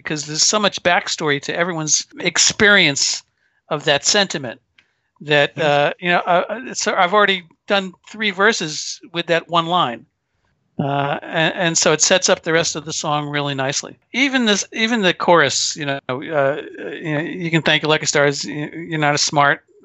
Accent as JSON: {"language": "English", "town": "Paramus", "region": "New Jersey", "country": "United States", "tie": "born or raised there", "said": "I grew up in Paramus, New Jersey"}